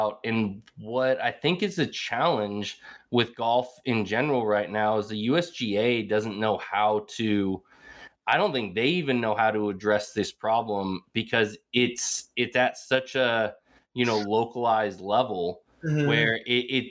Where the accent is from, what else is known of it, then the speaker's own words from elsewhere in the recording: Bay Area, California, United States; growing up in the Bay Area